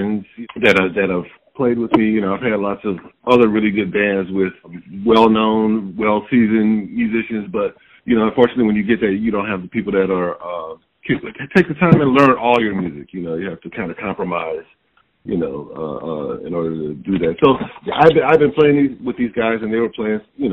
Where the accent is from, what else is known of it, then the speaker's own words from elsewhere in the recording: Detroit, Michigan, United States; moved away; I came up in Detroit.